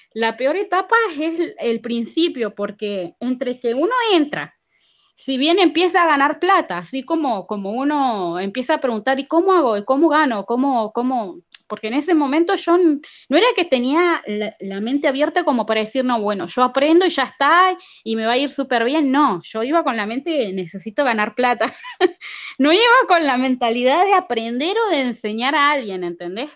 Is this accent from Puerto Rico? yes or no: no; Argentina; yo como soy argentina